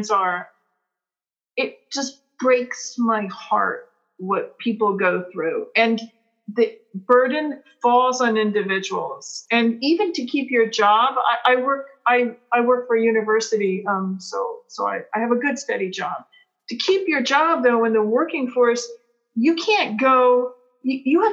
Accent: United States; also born or lived in Peru; coming back to America

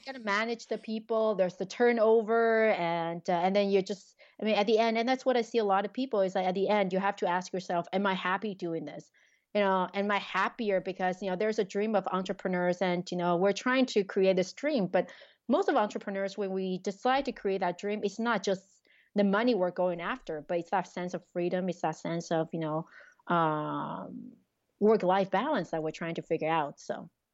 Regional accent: Taiwan; also born or lived in Quebec, Canada; now in Canada; I grew up in Taiwan

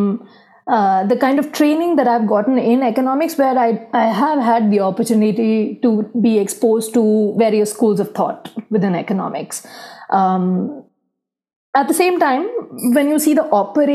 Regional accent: India; growing up in India, you see around you a lot of poverty, inequality

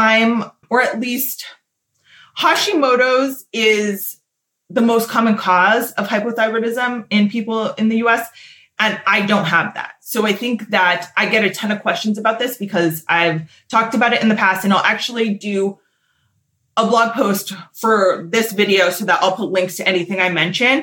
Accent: Southern California, United States; I am born and raised in SoCal

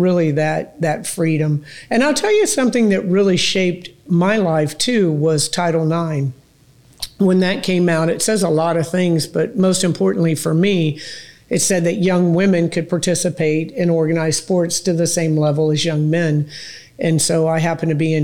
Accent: Tampa, Florida, United States; I grew up out in North Tampa

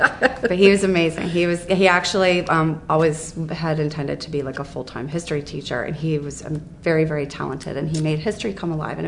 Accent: Columbus, Ohio, United States; Here, Columbus.

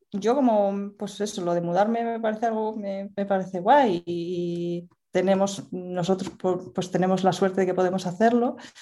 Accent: Asturias, Spain; yo soy de Asturias y en estos momentos vivo en Asturias también

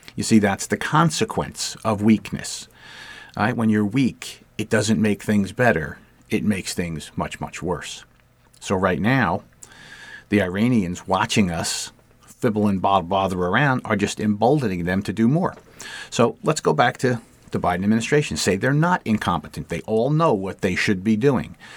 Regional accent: United States; As an American

